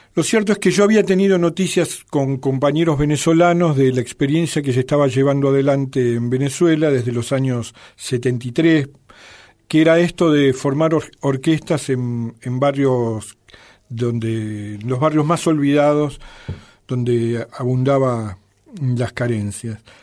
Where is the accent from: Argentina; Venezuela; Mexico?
Argentina; moved away as an adult; also born or lived in Soviet Union; los que veníamos de países capitalistas, bueno, en el caso nuestro de un país como la Argentina